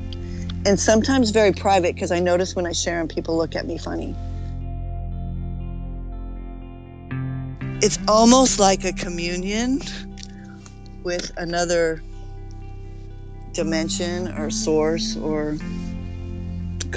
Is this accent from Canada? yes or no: no; Alpine, California, United States; also born or lived in New York City; I grew up in Alpine here in San Diego, up in the mountains